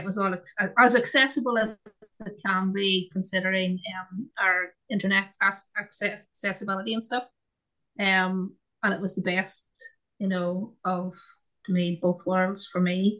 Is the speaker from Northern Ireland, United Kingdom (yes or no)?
yes; Northern Ireland, United Kingdom; I'm from Northern Ireland